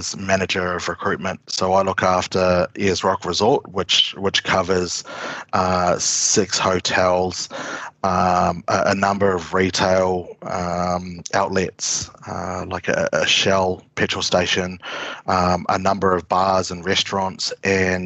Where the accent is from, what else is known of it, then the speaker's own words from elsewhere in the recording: New Zealand; moved away as an adult; also born or lived in Brisbane, Australia; now in Uluru, Australia; Growing up in New Zealand, being of Maori heritage, I grew up with a fairly close access to Maori culture